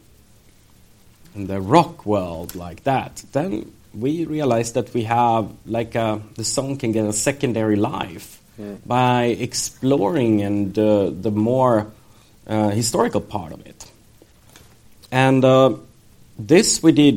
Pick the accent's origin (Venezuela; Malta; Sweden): Sweden; when we grew up in Sweden, so we studied Second World War